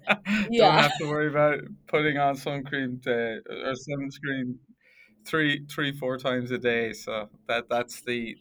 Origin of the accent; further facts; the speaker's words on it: Sligo, Connacht, Ireland; moved away as an adult; also born or lived in Letterkenny, Ireland / Australia; now in Jyväskylä, Finland; And if you can tell by the accent, I'm from Ireland, a place called Sligo.